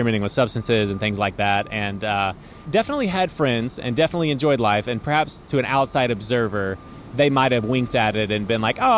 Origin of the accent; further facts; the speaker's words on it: East Texas, United States; moved away as an adult; also born or lived in Fort Worth, Texas; now in New York City, United States; I grew up initially in East Texas